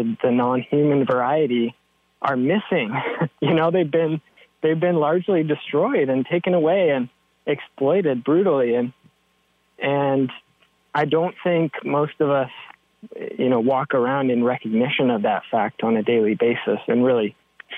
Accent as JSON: {"language": "English", "town": "Seattle", "region": "Washington", "country": "United States", "tie": "born or raised there", "said": "I grew up in Seattle, Duwamish territory"}